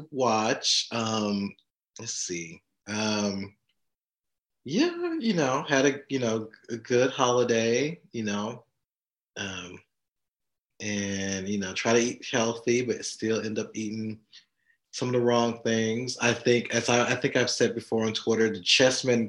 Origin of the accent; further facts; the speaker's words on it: the South, United States; moved away; I am from the South. I am a Gen Xer from the South.